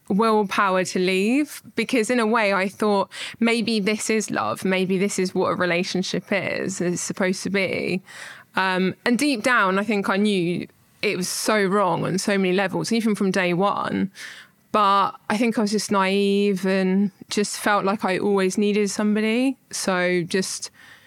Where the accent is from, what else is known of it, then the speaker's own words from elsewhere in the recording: Horsham, South East England, United Kingdom; I'm from Horsham, I'm 30